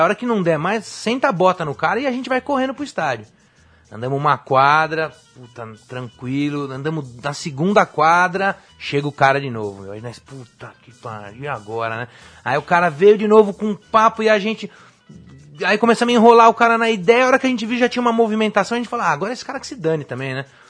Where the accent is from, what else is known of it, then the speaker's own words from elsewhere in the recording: Brazil; sou brasileiro